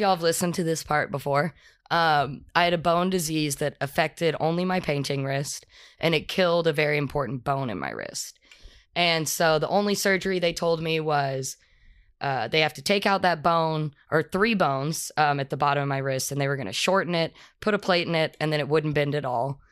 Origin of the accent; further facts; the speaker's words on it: Texas, United States; moved away; also born or lived in Colorado; I'm from Texas originally